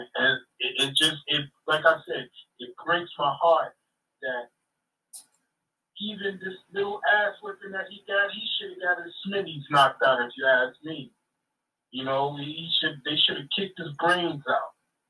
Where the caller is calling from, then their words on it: Wasaic, New York, United States; I'm calling from Wasaic, New York, okay.